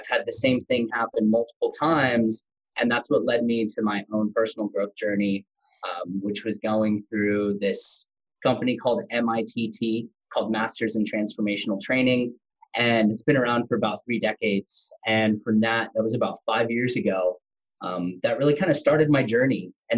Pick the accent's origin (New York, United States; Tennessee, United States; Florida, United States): Tennessee, United States; accent: country; I grew up in Tennessee. So grew up on a small farm, in Tennessee, had a country accent, got to grow up all around the U.S. with my dad being in the military and special forces.